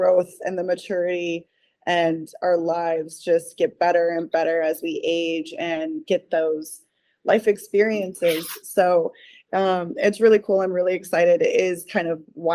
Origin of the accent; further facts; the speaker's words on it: Ohio, United States; moved away as an adult; now in Florida, United States; I am obviously originally from Ohio. I've been in Florida now for almost 11 years